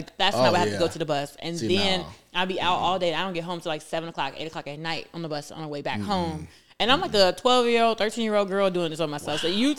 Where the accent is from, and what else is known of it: Chicago, Illinois, United States